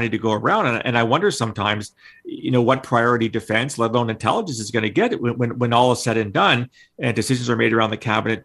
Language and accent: English; Canada